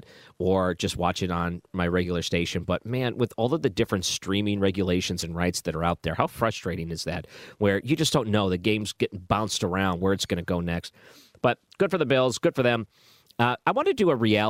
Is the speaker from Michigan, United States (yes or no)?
yes; Detroit, Michigan, United States; I grew up in Detroit